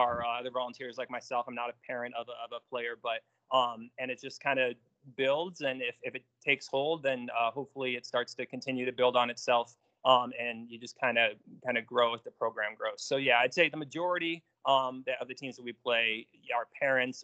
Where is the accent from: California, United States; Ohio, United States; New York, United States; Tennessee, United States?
New York, United States; moved away as an adult; I grew up in New York, played organized basketball from, I think, third grade on